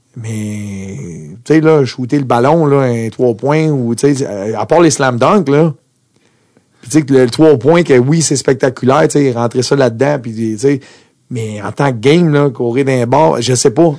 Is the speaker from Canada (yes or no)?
yes; Montreal, Quebec, Canada; also born or lived in Austria; Moi, je viens de Montréal